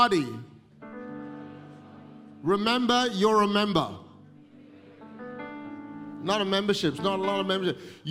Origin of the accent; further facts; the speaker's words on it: Malaysia; also born or lived in Singapore; now in Australia; I was born in Singapore, grew up in Malaysia, Indian origin, but been an Australian for 30 years.